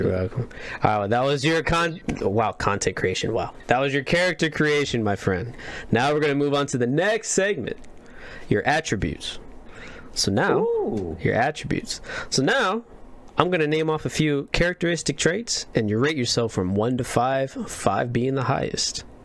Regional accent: Indiana, United States; I'm from the Midwest, from Indiana

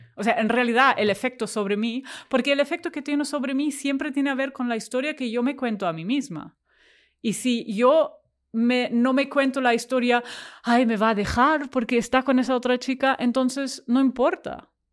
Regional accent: Germany; accent: German; Spanish is a second language; moved away as an adult; now in Barcelona, Spain; soy alemana, o sea, lo escucharéis por, por mi acento encantador, no, no autóctono, eh, pero llevo aquí desde hace 15 años

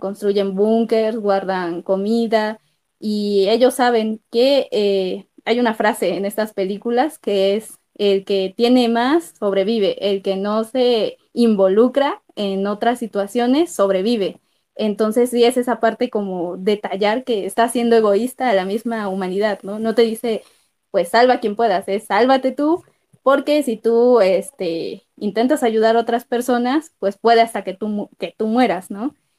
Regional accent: Mexico; como mexicanos

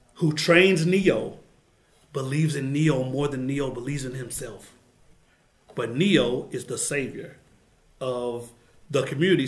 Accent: Oklahoma City, Oklahoma, United States; I grew up in Musgrave in Oklahoma City

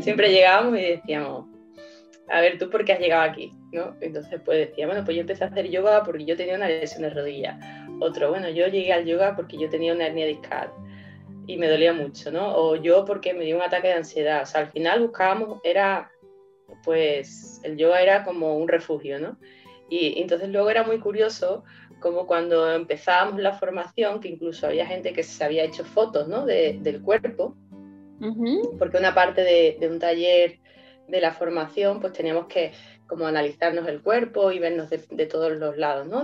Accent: Seville, Andalusia, Spain; yo soy de Sevilla

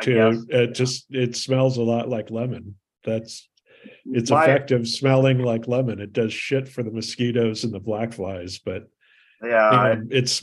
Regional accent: Southern California, United States; moved away; growing up in Southern California.

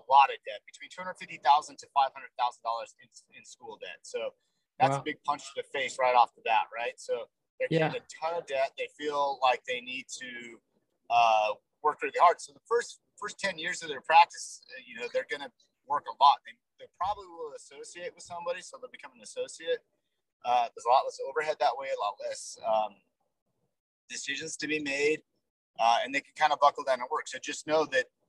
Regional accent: Salt Lake City, Utah, United States; I'm from, I say I'm from Salt Lake City, so I'm a Utah kid.

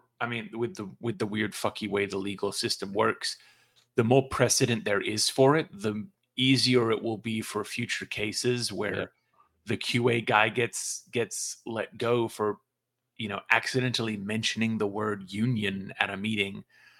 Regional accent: Australia; accent: Australian; moved away as an adult; now in United States; Sorry, that might have been my Australian accent.

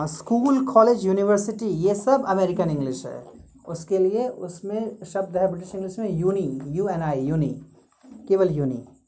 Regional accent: India

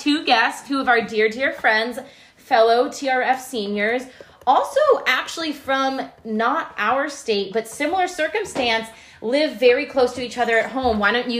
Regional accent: Massachusetts, United States; And we are both from Massachusetts.

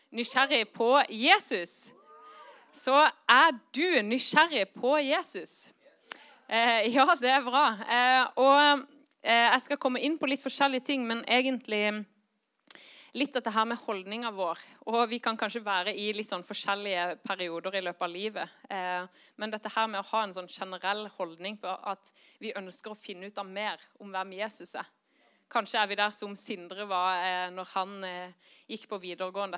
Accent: Kristiansand, Agder, Norway; moved away as an adult; also born or lived in Bergen / Eastern Norway / Oslo; now in Northern Norway; jeg vokste opp i Kristiansand

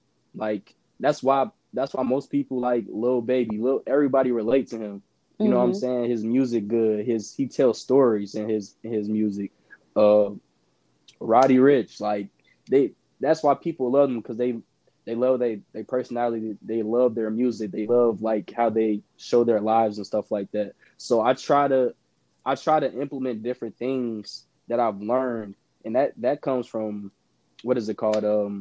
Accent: Indiana, United States; I'm from Indiana. So it's a lot of people that I messed with back in the day in high school.

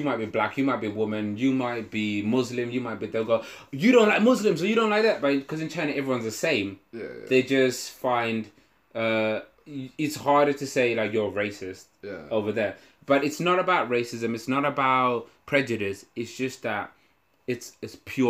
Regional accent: United Kingdom; So I'm feeling, as a British person, you know how important manners and being polite and shit is to us

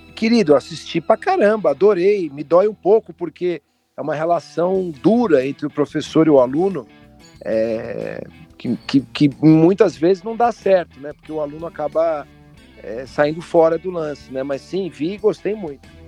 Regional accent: Brazil; eu, como brasileiro

